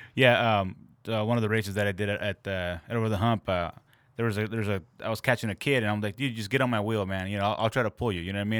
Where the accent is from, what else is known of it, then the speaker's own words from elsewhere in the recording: Santa Ana, California, United States; I grew up in Santa Ana